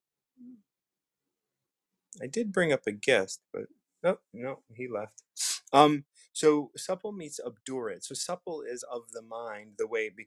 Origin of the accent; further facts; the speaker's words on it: United States; I'm from the States. I'm an American